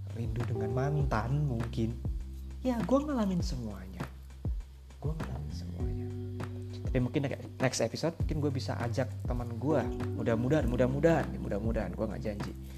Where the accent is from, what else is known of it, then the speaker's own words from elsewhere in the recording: Java, Indonesia; moved away as an adult; now in Takengon, Indonesia; gue berasal dari Pulau Jawa yang sekampung-kampungnya